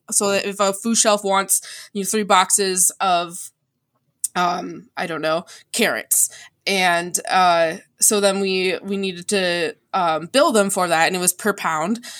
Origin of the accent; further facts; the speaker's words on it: DeKalb, Illinois, United States; I was actually born in DeKalb, Illinois.